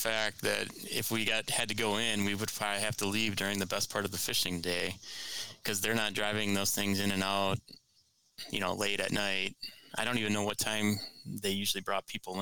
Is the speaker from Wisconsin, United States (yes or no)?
yes; Lake Winnebago, Wisconsin, United States; now in Milwaukee area, United States; I grew up on Winnebago